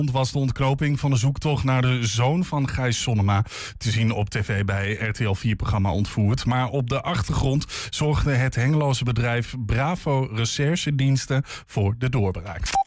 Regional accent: Enschede, Overijssel, Netherlands; Dat komt gewoon, wij wonen in Twente en ik kom ook uit Enschede.

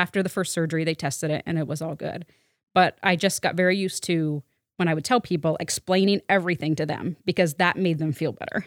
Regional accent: Waterbury, Vermont, United States; I grew up in Waterbury, Vermont

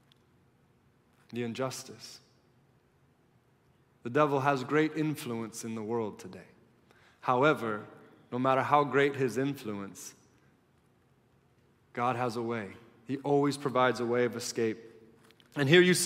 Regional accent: United States; being an American and knowing my own heart and living among Americans

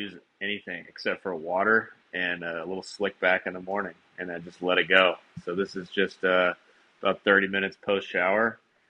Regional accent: Southern California, United States; moved away as an adult; also born or lived in Cincinnati, Ohio / Oklahoma / Philadelphia; I was born in Cincinnati, Ohio, and grew up in Southern California.

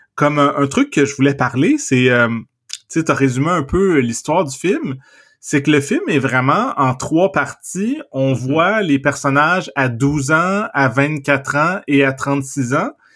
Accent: Trois-Rivières, South Shore of Montreal, Quebec, Canada; quand j'étais enfant, je vivais à Trois-Rivières, puis euh, mhm. ma famille, on a déménagé euh, dans, sur la rive sud de Montréal

